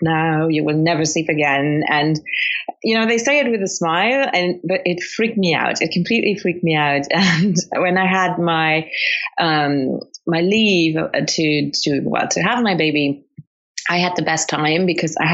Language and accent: English; Luxembourg; English is a second language; also born or lived in Colombia / United Kingdom; absolutely bred completely in Luxembourg. So I've lived there all my life